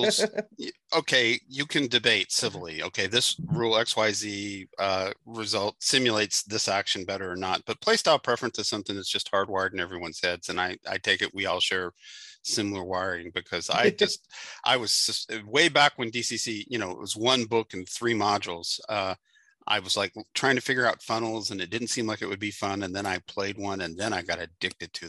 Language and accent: English; Kentucky, United States; now in Cincinnati, United States; a yarn shop in my hometown in Kentucky